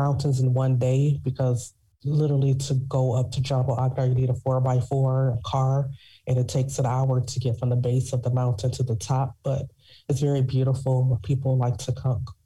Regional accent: Detroit, Michigan, United States; moved away as an adult; also born or lived in South Korea; now in Nizwa, Oman; I'm originally from Detroit, Michigan. So I'm a big city girl.

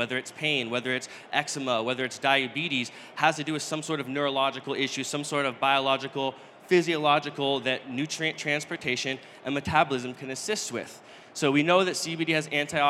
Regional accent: Northern California, United States; I'm from Northern California

